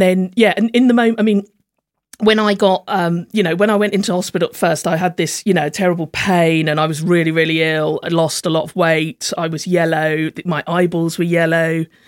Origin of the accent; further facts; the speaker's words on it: Slough, South East England, United Kingdom; moved away as an adult; also born or lived in London; now in Hove, United Kingdom; I'm from a place called Langley in Slough